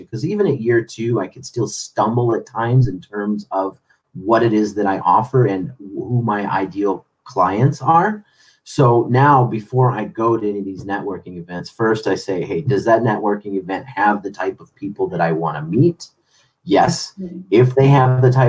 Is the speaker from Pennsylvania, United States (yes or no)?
no; Chicago, Illinois, United States; now in San Diego, United States; growing up in Chicago